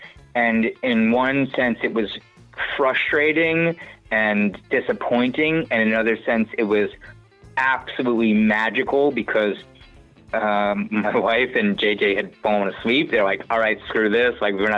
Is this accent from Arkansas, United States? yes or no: no; New York City, New York, United States; moved away as an adult; now in Richmond, United States; I'm an East Coast guy. I grew up in New York City, spent the first 30 years of my life there, and I've lived, sort of bounced around over the last, 8 years, but I've still maintained most of my time on the East Coast.